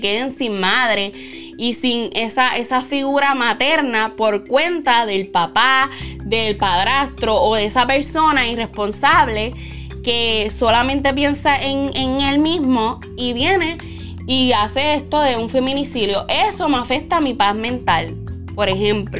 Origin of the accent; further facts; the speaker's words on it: Puerto Rico; Yo también soy de Puerto Rico